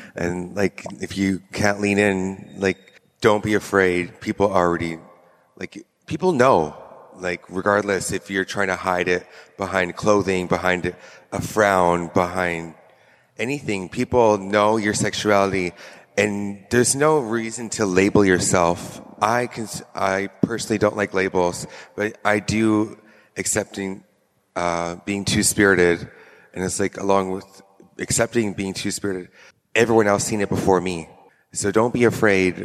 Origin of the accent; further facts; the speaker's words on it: Squamish Nation, British Columbia, Canada; I come from the Squamish Nation, and it's a reserve of, I would say, 300 people